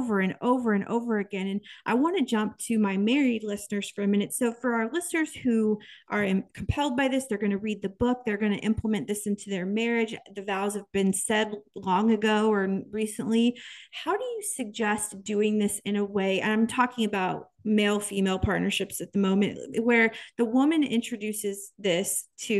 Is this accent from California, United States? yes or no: no; Kansas, United States; born or raised there